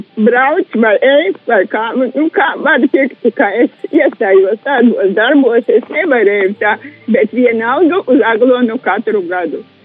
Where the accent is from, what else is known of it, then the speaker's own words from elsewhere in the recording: Saules kalns, Krāslava Municipality, Latvia; Es no Saulis kalna tur biju kalnos un dzīvoju.